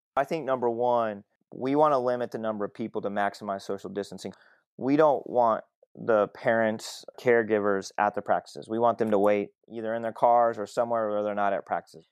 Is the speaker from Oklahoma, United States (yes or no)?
yes; Southwest Oklahoma, United States; I grew up in Southwest Oklahoma. I grew up in a town of 20,000 people.